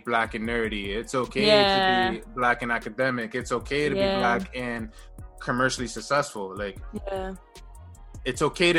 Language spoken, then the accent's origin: English; United States; I was like, no, I'm American. Yeah. So it's like, my title would be African-American